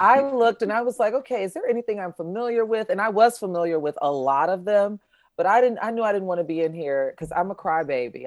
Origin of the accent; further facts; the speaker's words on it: Chicago, Illinois, United States; I'm from Chicago